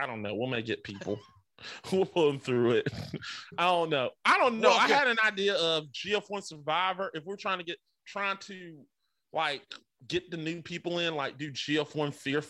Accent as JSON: {"language": "English", "region": "the South", "country": "United States", "said": "I'm a Southerner"}